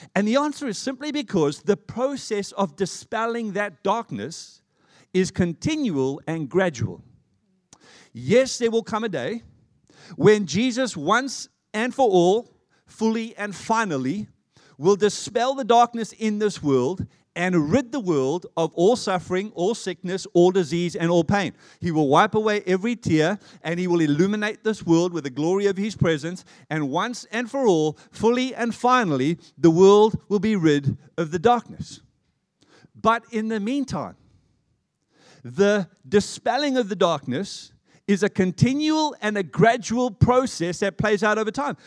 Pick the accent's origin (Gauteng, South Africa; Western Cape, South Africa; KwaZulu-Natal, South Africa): Gauteng, South Africa; Johannesburg; now in Australia; I'm an Australian citizen, having been born and raised in Johannesburg.